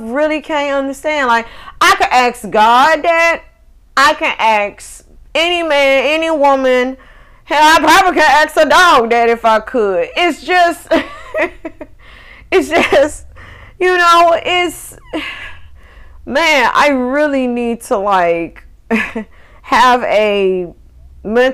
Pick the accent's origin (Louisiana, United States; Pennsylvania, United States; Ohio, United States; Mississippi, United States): Mississippi, United States; Northwest; moved away as an adult; I left my home state of Mississippi when I was like 19 going on 20